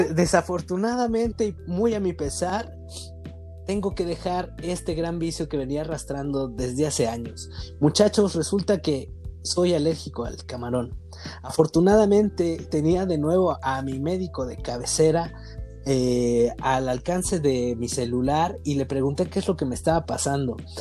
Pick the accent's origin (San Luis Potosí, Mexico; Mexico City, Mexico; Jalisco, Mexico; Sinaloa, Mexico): Jalisco, Mexico; Guadalajara; nosotros como sociedad tapatía